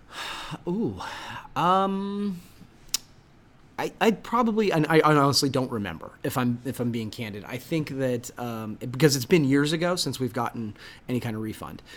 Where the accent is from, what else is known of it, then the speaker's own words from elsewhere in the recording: Coshocton, Ohio, United States; I am from Coshocton.